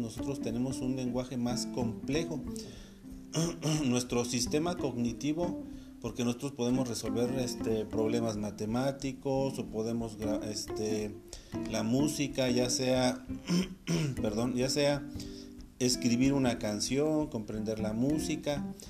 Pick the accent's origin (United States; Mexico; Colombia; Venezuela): Mexico; aquí nosotros en México podemos decir, ah, pues es que hablamos español